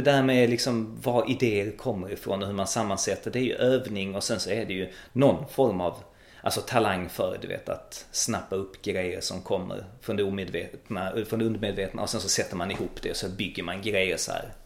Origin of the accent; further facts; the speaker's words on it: Malmö, Skåne, Sweden; also born or lived in Växjö / Gothenburg / Stockholm; jag är född uppvuxen i Malmö